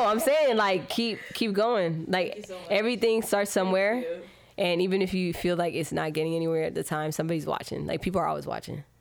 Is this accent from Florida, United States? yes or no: yes; Miami, Florida, United States; I grew up in Miami